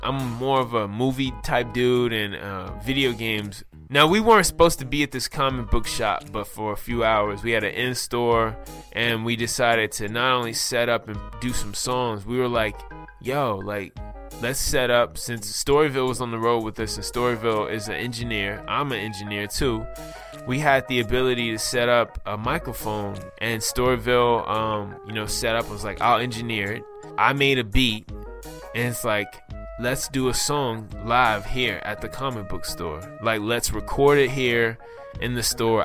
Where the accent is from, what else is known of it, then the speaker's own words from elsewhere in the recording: United States; I'm from the East Coast. I pretty much a native Washingtonian